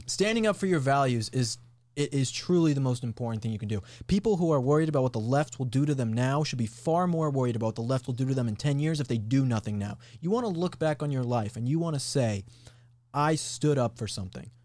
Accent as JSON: {"language": "English", "region": "Colorado", "country": "United States", "tie": "born or raised there", "moved": "as an adult", "said": "I'm from Colorado. And so I grew up there for high school and went to college in Colorado"}